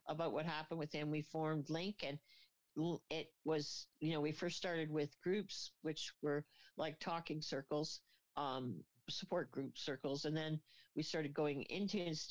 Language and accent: English; Kingston, Ontario, Canada; also born or lived in Los Angeles / British Columbia; now in Mission, Canada; I'm from Kingston, Ontario, and my Bachelor of Honors was from Queens.